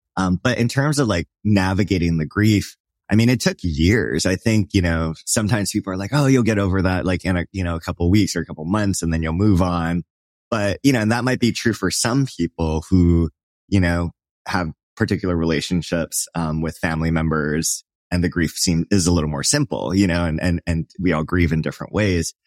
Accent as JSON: {"language": "English", "region": "Hawaii", "country": "United States", "tie": "born or raised there", "said": "I grew up in Hawaii"}